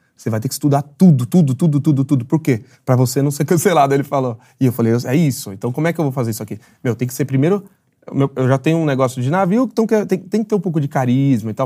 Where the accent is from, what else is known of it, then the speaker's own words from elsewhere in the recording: São Paulo, Brazil; sou de Jabaquara de Vizejadema